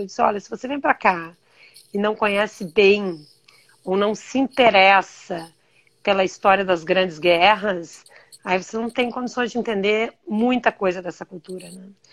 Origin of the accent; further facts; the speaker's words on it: Brazil; moved away as an adult; meu país